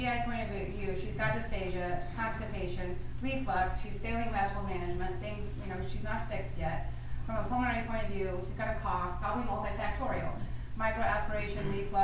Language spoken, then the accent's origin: English; New Orleans, Louisiana, United States; I'm from New Orleans